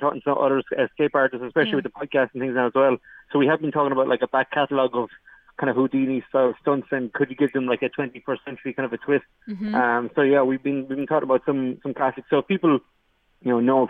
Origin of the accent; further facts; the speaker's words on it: Ireland; I'm the only Irish escape artist